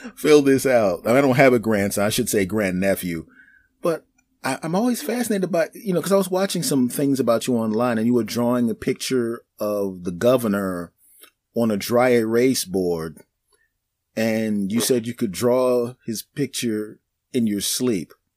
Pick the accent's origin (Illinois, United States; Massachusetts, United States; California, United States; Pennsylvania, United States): Pennsylvania, United States; Philadelphia; I grew up in Philadelphia so, yeah. you know, uh, I'm a black guy. I grew up in a black neighborhood.